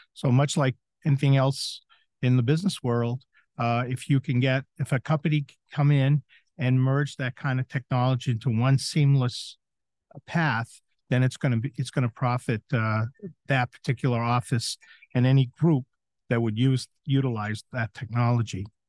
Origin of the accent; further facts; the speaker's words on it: southern Maine, United States; moved away as an adult; also born or lived in Chicago; now in Florida, United States; did a scratch start in my hometown in southern Maine